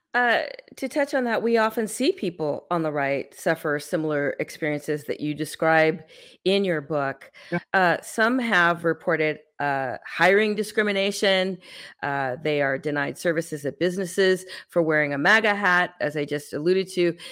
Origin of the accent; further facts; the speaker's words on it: San Francisco, California, United States; moved away as an adult; now in Texas, United States; I was born in San Francisco. I grew up in the, the Bay Area most of my life